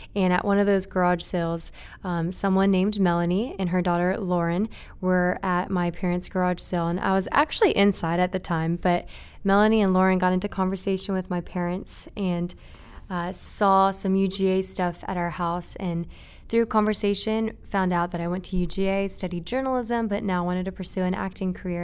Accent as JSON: {"language": "English", "town": "Marietta", "region": "Georgia", "country": "United States", "tie": "born or raised there", "also_born_or_lived": "Japan", "said": "I was born and raised in Japan until I was seven, and then I moved to Marietta, which is where we're at right now"}